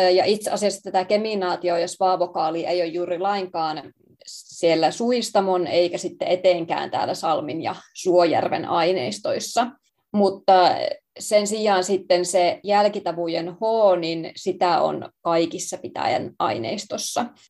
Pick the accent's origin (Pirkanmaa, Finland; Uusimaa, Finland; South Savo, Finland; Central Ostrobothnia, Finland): South Savo, Finland; Savonlinna; me on tosiaan kotoisin siis Savonlinnasta